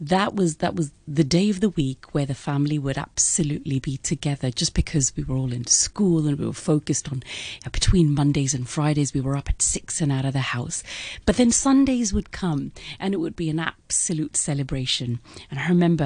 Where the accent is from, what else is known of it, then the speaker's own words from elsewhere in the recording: Hong Kong; Born and bred in Hong Kong. Hong Kong is home.